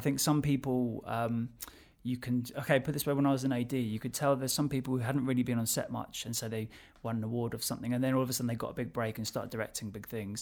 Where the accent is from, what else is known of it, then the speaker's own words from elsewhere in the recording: London, United Kingdom; So I'm from Southwest London. I still live in Southwest London.